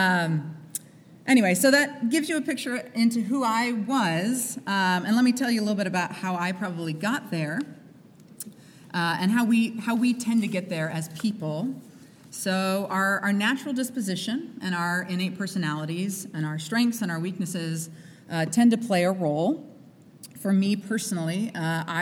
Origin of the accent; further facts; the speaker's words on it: Midwest, United States; I grew up in the Midwest